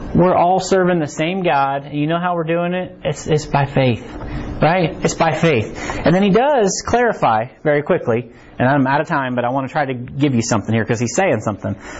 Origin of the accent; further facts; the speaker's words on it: Harrisonville, Missouri, United States; I'm from Harrisonville too